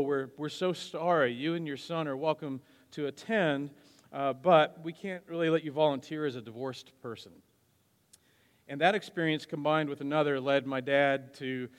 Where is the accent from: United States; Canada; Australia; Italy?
United States; Wichita, Kansas; also born or lived in Wisconsin; My parents divorced when I was 8, after which my dad and I moved from Wisconsin to Wichita. I was in the middle of the 4th grade